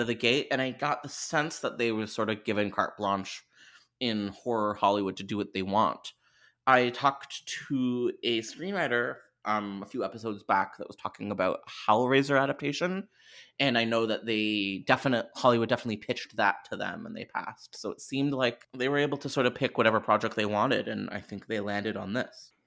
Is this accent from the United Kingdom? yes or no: no; Canada; I'm Canadian